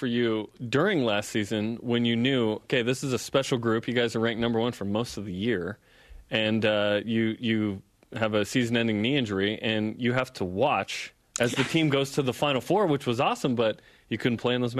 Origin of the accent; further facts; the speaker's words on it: Portland, Oregon, United States; moved away; Yeah, I grew up in Portland.